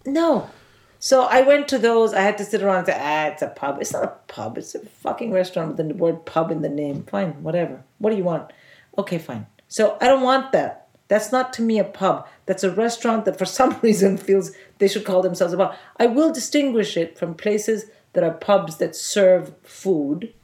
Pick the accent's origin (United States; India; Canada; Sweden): India; moved away as an adult; also born or lived in Oxford, United Kingdom; I'm from India